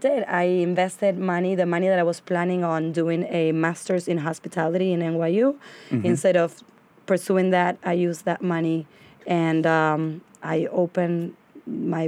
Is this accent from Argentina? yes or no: yes; Argentina; English is a second language; moved away as an adult; now in New York, United States; Born and raised in Argentina.